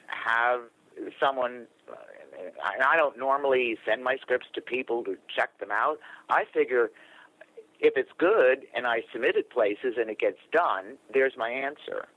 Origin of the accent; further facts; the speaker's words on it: New York, United States; I was raised in New York State and my parents were born and raised in New York City